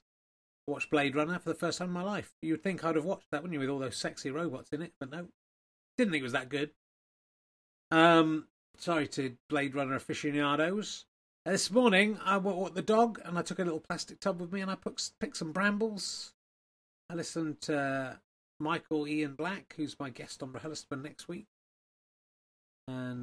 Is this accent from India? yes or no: no; Cheddar, South West England, United Kingdom; I come from Cheddar. I wasn't born there, but I grew up there.